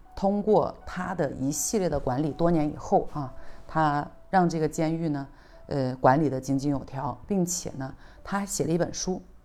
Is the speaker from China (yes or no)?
yes; China; 我们中国人